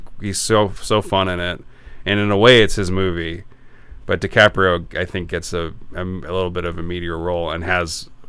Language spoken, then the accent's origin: English; Champaign, Illinois, United States; He was made in Champaign, Illinois, and that's where I grew up.